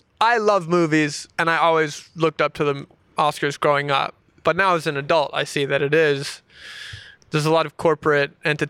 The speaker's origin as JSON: {"language": "English", "region": "a small town in the South", "country": "United States", "said": "I'm from like a small town in the South"}